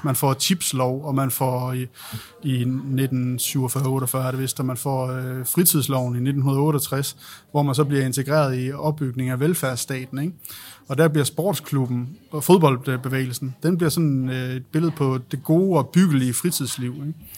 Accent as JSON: {"language": "Danish", "town": "Aalborg", "region": "North Denmark Region", "country": "Denmark", "said": "Jeg er selv fra Aalborg"}